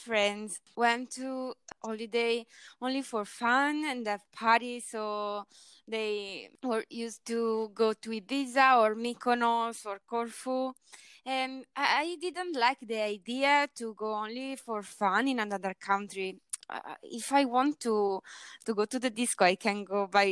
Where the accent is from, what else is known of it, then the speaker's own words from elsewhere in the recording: Italy; I am from Italy